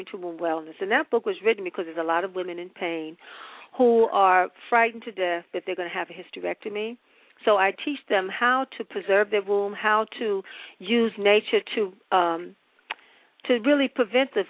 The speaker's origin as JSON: {"language": "English", "region": "New York", "country": "United States", "tie": "born or raised there"}